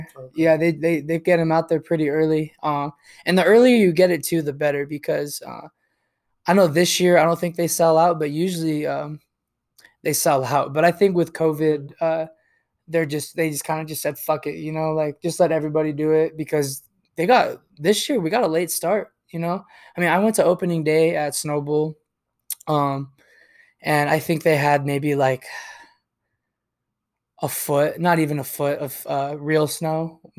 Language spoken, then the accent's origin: English; Tucson, Arizona, United States; also born or lived in San Diego; I've been in Arizona for 24 years, my whole life. You know, I was born in San Diego, but my dad moved us out here to Tucson when I was a baby. So I've been here ever since.